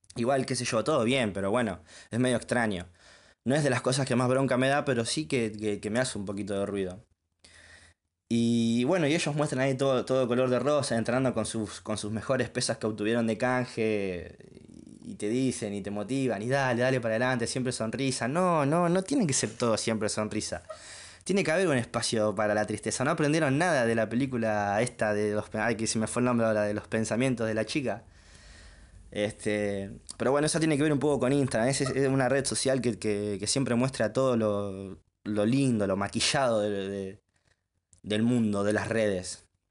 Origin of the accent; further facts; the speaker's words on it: Junín, Buenos Aires Province, Argentina; Soy oriundo de Junín, vivo en Junín